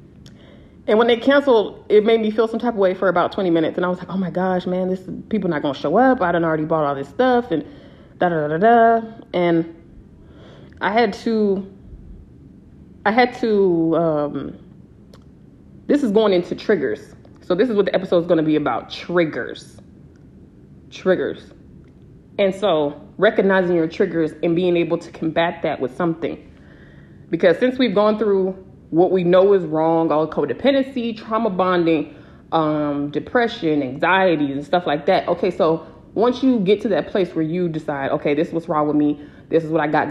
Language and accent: English; San Diego, California, United States; moved away as an adult; I'm from San Diego